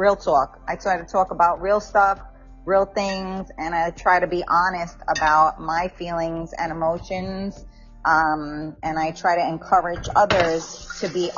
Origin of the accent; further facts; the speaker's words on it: New York City, New York, United States; I'm from the Bronx